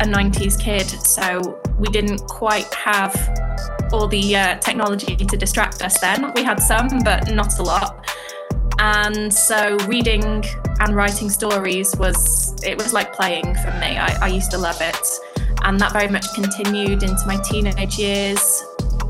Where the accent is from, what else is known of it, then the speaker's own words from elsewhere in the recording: United Kingdom; So I live in Britain, obviously. I'm British